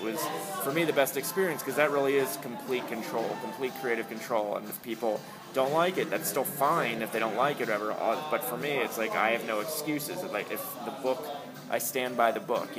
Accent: Harrisburg, Pennsylvania, United States; It's where I grew up. I grew up in Harrisburg.

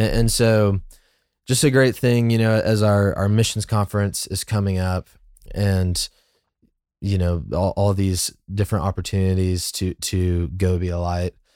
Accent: United States; an American who, you know, like, I've grown up

